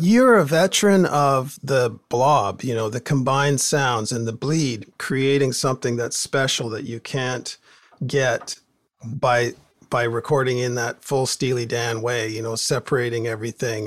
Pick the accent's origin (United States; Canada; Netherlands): Canada; Port Moody, British Columbia; growing up in Port Moody, there, everybody had a, a band, garage band